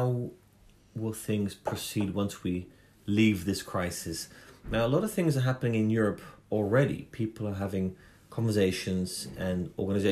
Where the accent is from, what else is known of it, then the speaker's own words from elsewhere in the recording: England, United Kingdom; now in Japan; in my home country, in England